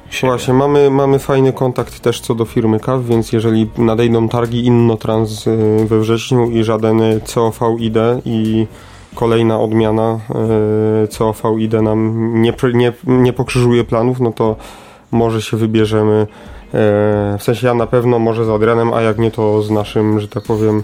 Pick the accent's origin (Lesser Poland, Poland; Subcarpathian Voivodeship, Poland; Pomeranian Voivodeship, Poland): Lesser Poland, Poland; Kraków; u nas w Krakowie